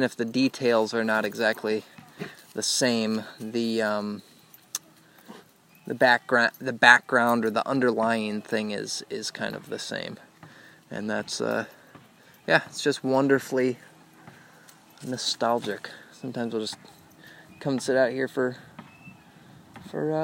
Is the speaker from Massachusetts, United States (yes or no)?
no; West Lafayette, Indiana, United States; now in Marquette, United States; the parks and neighborhood that I grew up in West Lafayette in Indiana